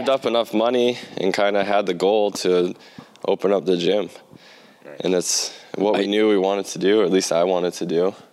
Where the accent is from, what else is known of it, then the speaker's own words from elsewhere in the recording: Plymouth, South West England, United Kingdom; I'm from Plymouth. It's a, yeah.